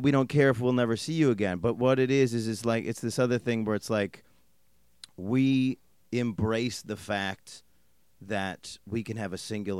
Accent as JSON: {"language": "English", "region": "East Coast", "country": "United States"}